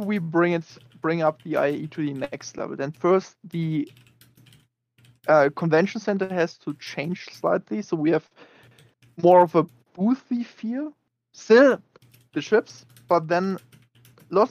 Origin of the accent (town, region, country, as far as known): Bavaria, Germany